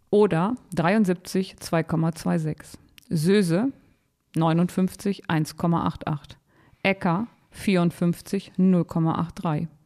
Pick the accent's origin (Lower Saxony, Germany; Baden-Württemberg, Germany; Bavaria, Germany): Lower Saxony, Germany; Bad Grund; ich komme aus dem Harz, also ich komme so aus der Gegend von Bad Grund. Und da haben wir als Kinder immer gelernt, wenn eines Tages die Talsperren leer sind, dann sind wir alle verloren.